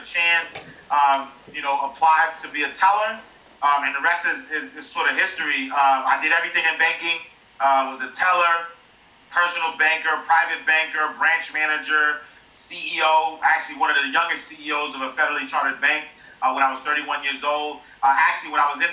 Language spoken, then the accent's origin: English; New York City, New York, United States; I'm a kid from Harlem